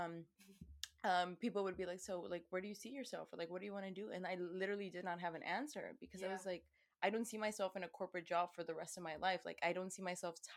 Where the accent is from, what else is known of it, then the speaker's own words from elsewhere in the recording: Houston, Texas, United States; also born or lived in Querétaro, Mexico / Boston; Y crecí aquí en Houston. Me vine a los, ¿cuántos años? A los 4 años.